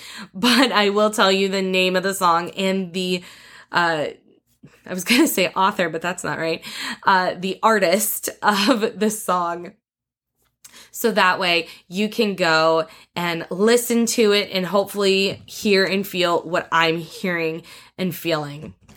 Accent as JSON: {"language": "English", "region": "northeast Indiana", "country": "United States", "tie": "born or raised there", "said": "I was born in Indiana, in the Northeast Corner, we moved around a lot when I was younger until dad kinda found the perfect farm for us, the perfect place for us to live. And once we found that, we were there for twenty-plus years"}